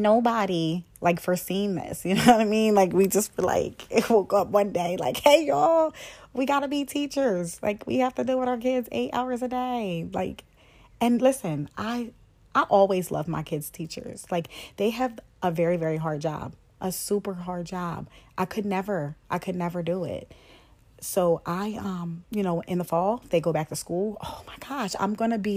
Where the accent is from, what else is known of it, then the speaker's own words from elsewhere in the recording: Hershey, Pennsylvania, United States; also born or lived in Philadelphia, Pennsylvania; now in Harrisburg, United States; I'm originally from Philadelphia, Pennsylvania. I live in Harrisburg, Pennsylvania. I went to a boarding school practically all my life in Hershey, Pennsylvania